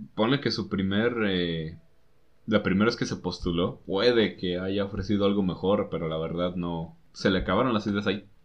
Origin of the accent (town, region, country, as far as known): Mexico